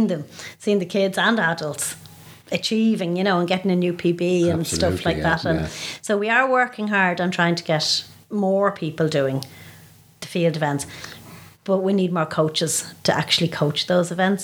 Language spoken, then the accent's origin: English; Dublin, Leinster, Ireland; I was in Raheny Shamrocks as a child. I'm from Raheny, and I joined the club when I was about 9 or 10